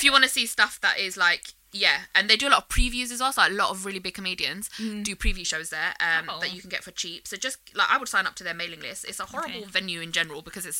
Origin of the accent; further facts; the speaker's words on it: London, United Kingdom; growing up in London